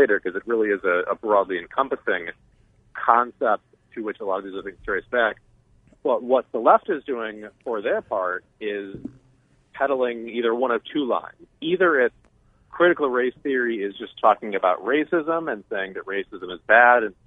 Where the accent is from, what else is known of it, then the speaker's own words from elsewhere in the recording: Cleveland, Ohio, United States; I grew up in Cleveland, Ohio, son of a journalist and a teacher